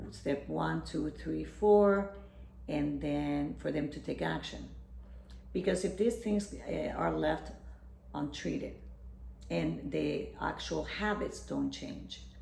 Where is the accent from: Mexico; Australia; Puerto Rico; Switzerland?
Puerto Rico; I'm from Puerto Rico. So the, health, the, the diets are rich in carbohydrates and fried foods